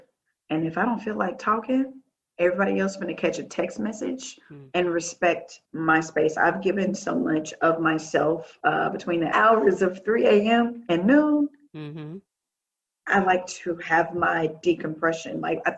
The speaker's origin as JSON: {"language": "English", "region": "the South", "country": "United States", "said": "I'm from the South. We love line dancing."}